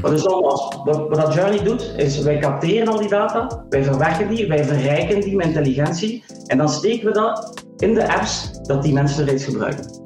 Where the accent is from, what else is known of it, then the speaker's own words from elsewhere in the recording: Ghent, Flanders, Belgium; moved away as an adult; also born or lived in Silicon Valley, United States / Sweden / Atlanta, Georgia, United States / Netherlands; 50 jaar, geboren in Gent.